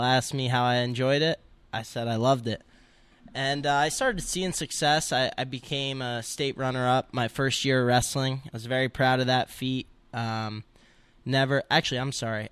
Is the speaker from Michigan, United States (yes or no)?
no; Montville, New Jersey, United States; I'm from Montville, New Jersey